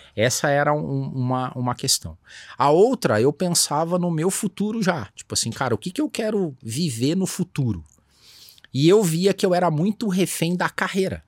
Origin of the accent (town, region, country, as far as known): Brazil; born or raised there